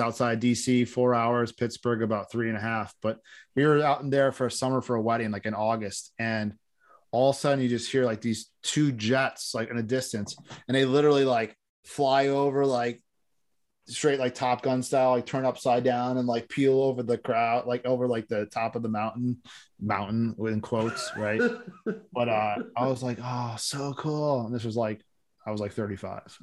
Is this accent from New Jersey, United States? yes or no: no; Ohio, United States; born or raised there